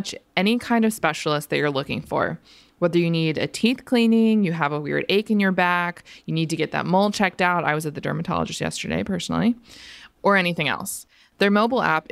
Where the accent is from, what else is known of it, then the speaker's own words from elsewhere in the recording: Florida, United States; now in Philadelphia, United States; growing up in Florida